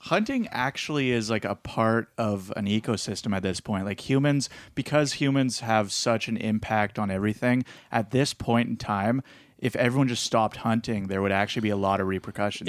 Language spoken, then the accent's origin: English; Petrolia, Ontario, Canada; I grew up in even in Petrolia, and there's bears out there